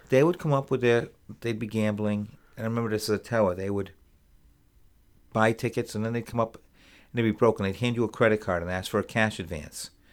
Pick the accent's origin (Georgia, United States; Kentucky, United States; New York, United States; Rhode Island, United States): Rhode Island, United States; moved away as an adult; also born or lived in Connecticut / Boston; now in Plattsburgh, United States; when I was very young, an infant, my parents moved to Rhode Island, and I grew up